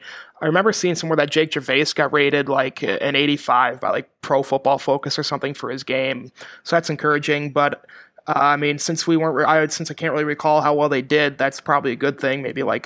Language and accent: English; Minneapolis, Minnesota, United States; moved away as an adult; also born or lived in Iowa; now in Chicago, United States; I'm from Minneapolis. So I actually sadly grew up a Gopher fan going to Minnesota sporting events. But I went to Iowa. Live in Chicago now.